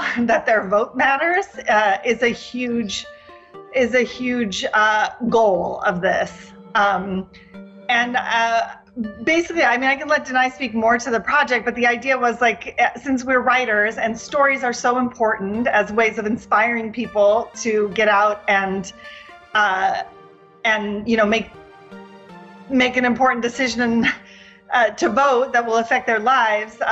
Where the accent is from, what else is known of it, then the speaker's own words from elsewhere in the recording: Washington, United States; now in New York, United States; little town in Washington State, but I've been here about 20 years.